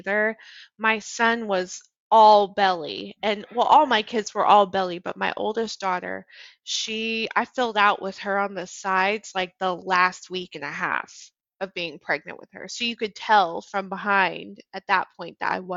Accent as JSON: {"language": "English", "region": "Colorado", "country": "United States", "tie": "born or raised there", "moved": "yes", "said": "I'm from Colorado"}